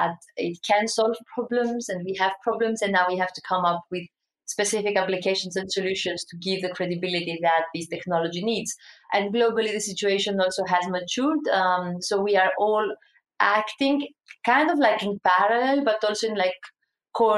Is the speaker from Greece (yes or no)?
yes; Greece; we're coming like from Greece